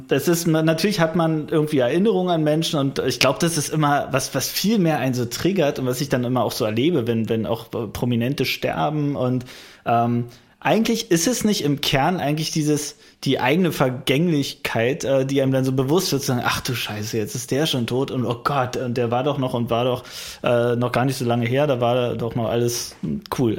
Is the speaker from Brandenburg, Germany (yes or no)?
yes; Frankfurt, Brandenburg, Germany; meine Heimatstadt Frankfurt-Oder